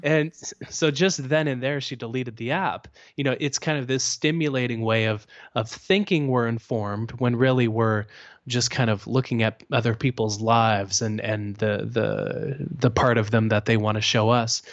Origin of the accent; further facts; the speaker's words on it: Canada; I'm Canadian